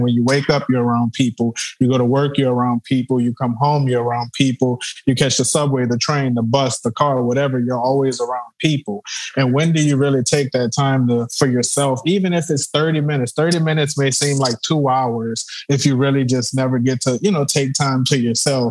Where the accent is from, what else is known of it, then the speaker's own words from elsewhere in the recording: United States; as an American